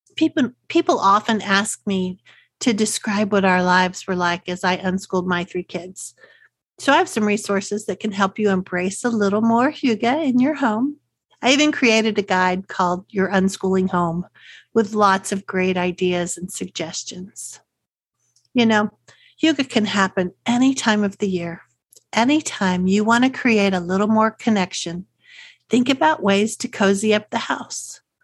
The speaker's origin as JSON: {"language": "English", "region": "Texas", "country": "United States", "accent": "Texas", "said": "my Texas accent"}